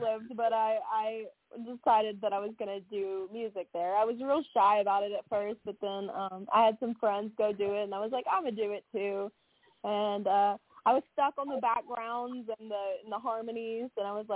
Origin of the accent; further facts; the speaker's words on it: Louisiana, United States; moved away as an adult; also born or lived in Branson, Missouri / Las Vegas; I started off doing country music in some small bars in my hometown